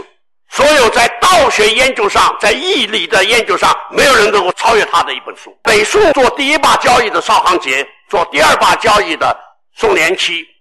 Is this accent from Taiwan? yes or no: no; China; 这种做学问的、这种思想的传承，只有我们中国人才会有，只有中国文化才能够显现出来那种新教的观念。